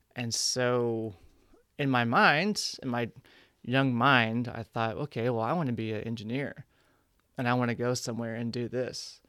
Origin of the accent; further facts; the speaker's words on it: Ardmore, Oklahoma, United States; moved away as an adult; now in New York, United States; growing up in Ardmore, Oklahoma